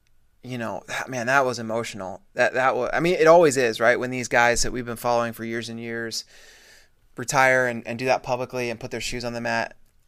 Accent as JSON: {"language": "English", "region": "Colorado", "country": "United States", "tie": "born or raised there", "said": "I didn't grow up in Wyoming. I grew up in Colorado."}